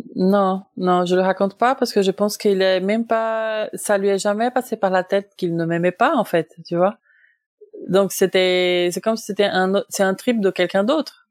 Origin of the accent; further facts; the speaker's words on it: Brazil; moved away as an adult; now in France; je suis brésilienne de naissance